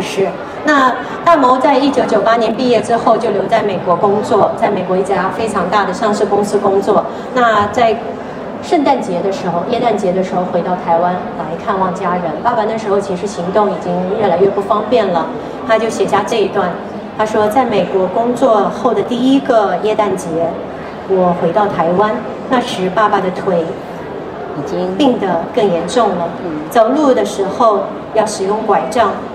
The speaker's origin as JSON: {"language": "Chinese", "town": "Xi'an", "region": "Shaanxi", "country": "China", "tie": "born or raised there", "also_born_or_lived": "Taipei, Taiwan", "moved": "as an adult", "lives_now": "Taiwan", "said": "我出生的地方呢，就是西安下面的一个县，叫长安县"}